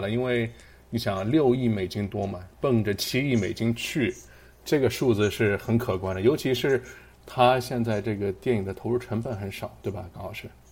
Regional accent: China; now in Pittsburgh, United States; 我们中国人

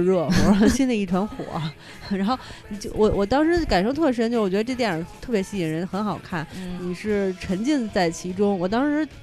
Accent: China; 我们作为一个中国人，而且是八十年代的

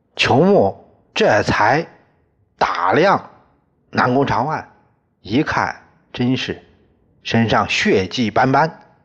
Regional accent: China; 我们中国人

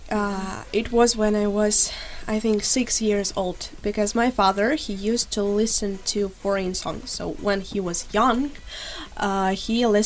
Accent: Ukraine; now in Shenyang, China; I'm from Ukraine, and I'm really here as a teacher of English language.

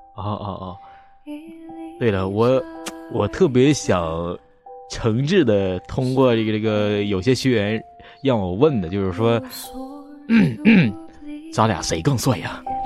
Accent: Northeast China, China; 我，我是东北人

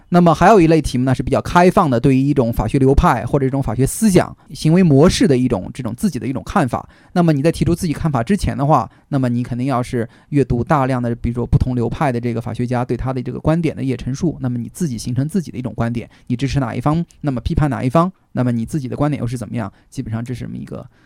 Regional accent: China; moved away as an adult; also born or lived in Oxford, United Kingdom; 我们中国学生

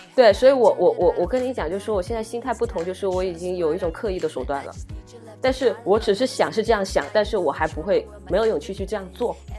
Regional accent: southern China, China; 我在帝都我没有亲戚，因为我们都是南方人

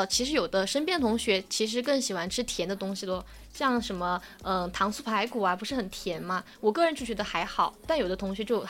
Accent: Sichuan, China; 我这个人作为四川人，我还是喜欢吃咸的。

